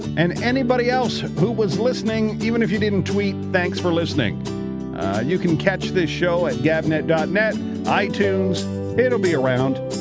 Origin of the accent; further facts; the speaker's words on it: Canada; I'm Canadian